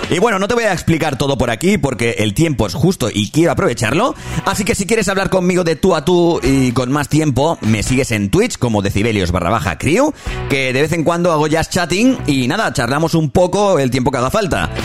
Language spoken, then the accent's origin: Spanish; Barcelona, Catalonia, Spain; soy de Barcelona